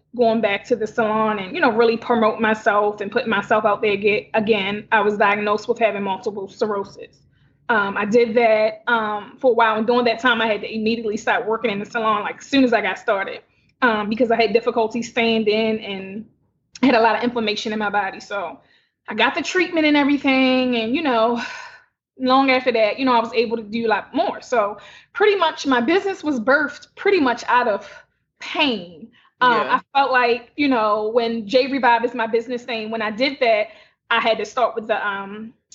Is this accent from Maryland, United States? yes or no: yes; Baltimore, Maryland, United States; I'm born and raised in Baltimore City